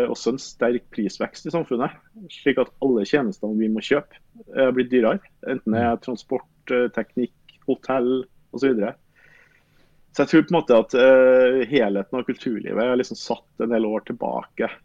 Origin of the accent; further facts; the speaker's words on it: Røros, Trøndelag, Norway; jeg er opprinnelig fra Røros, og vi følte vel på en måte at vi har bodd i Trondheim så lenge at det var godt å prøve noe nytt.